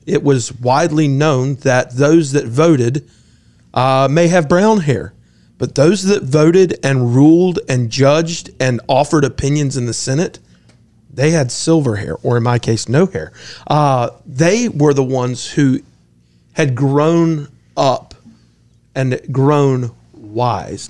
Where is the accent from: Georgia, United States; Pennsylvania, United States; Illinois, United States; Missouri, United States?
Georgia, United States; Augusta; I grew up in Augusta